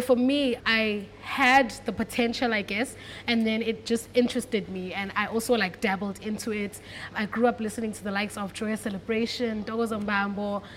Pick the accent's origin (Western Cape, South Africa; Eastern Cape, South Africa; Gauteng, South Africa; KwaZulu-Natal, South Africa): Western Cape, South Africa; Cape Town; I grew up in Cape Town, born and bred in Cape Town